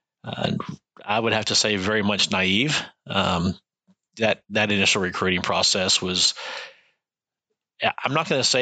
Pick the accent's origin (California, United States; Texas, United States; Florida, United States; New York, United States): Texas, United States; moved away as an adult; also born or lived in Washington State; now in New Hampshire, United States; I grew up in Texas